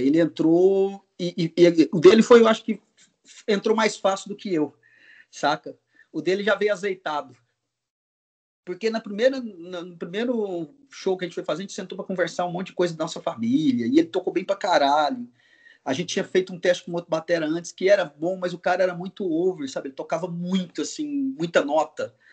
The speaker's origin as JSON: {"language": "Portuguese", "region": "Goiás", "country": "Brazil", "also_born_or_lived": "Mato Grosso", "moved": "yes", "lives_now": "São Paulo, Brazil", "said": "vou voltar para Goiás, para Mato Grosso. Sou de Goiás, eu vou para Mato Grosso, meu pai, meus pais estão lá."}